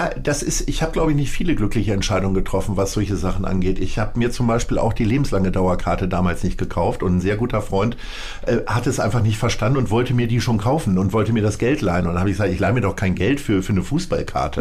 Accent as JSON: {"language": "German", "town": "Stadthagen", "region": "Lower Saxony", "country": "Germany", "said": "aus Niedersachsen. Mhm. Stolzer Niedersachse"}